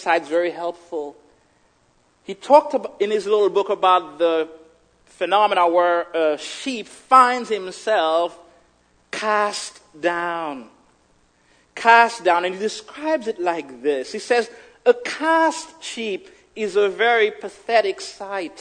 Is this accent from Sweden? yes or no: no; Haiti; moved away; growing up in Haiti, certain things that we had, and just the basic